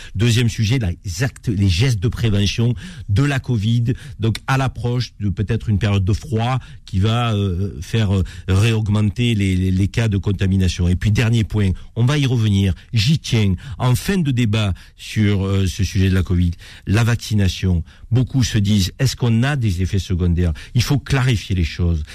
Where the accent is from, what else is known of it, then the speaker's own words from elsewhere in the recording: France; en tant que Français